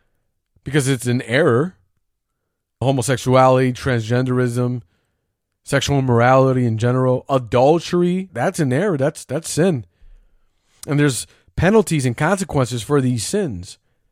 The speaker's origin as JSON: {"language": "English", "region": "the Bible Belt", "country": "United States", "tie": "born or raised there", "said": "I grew up in a Christian home. I grew up in the Bible Belt and whatever."}